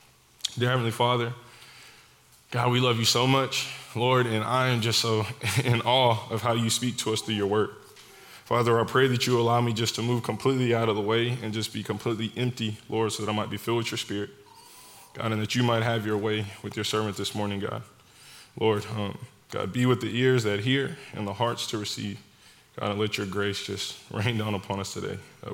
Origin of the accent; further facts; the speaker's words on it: Dallas, Texas, United States; moved away as an adult; also born or lived in Houston; I grew up in Dallas, went to college near Houston